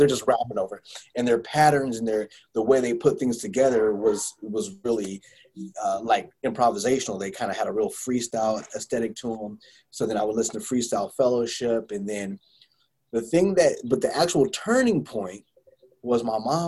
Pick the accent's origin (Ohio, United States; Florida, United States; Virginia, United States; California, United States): California, United States; Bay Area; moved away; When I was growing up in the Bay Area